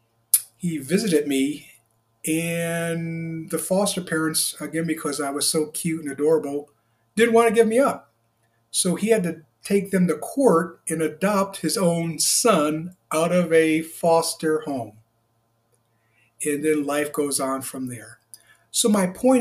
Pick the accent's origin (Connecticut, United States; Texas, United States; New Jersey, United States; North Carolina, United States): Connecticut, United States; Hartford; I was born on December 9th, 1967 in Hartford, Connecticut